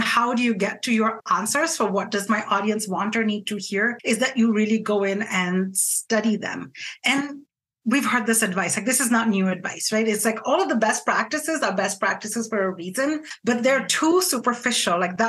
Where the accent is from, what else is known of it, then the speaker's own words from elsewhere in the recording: India; I'm Indian, I'm not Greek